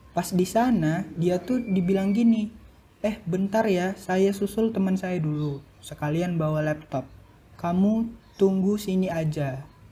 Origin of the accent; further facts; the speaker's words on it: North Sumatra, Indonesia; now in Jakarta, Indonesia; aku dari Sumatera Utara